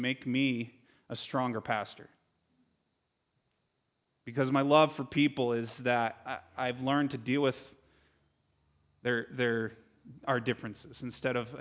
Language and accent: English; Connecticut, United States; moved away; I grew up in Connecticut